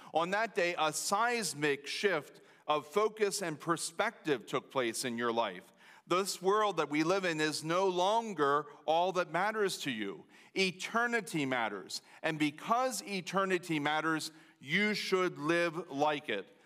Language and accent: English; United States; as an American citizen, as a Lancaster Countyan